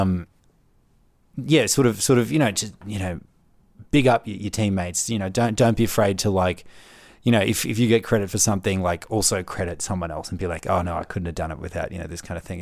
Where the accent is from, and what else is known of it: Melbourne, Victoria, Australia; moved away as an adult; now in Canberra, Australia